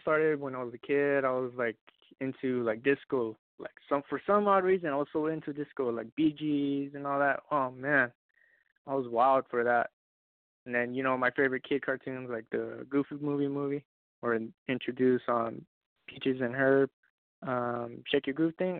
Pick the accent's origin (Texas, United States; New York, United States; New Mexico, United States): New Mexico, United States; Roswell; I come from Roswell, New Mexico, little little town.